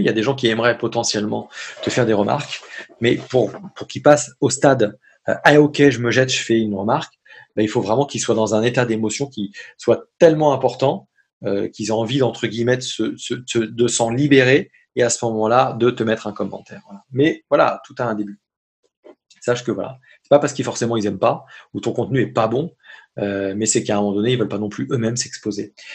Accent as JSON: {"language": "French", "country": "France", "said": "moi, français, tu vois, dans ma dans mon petit pays magnifique que j'adore"}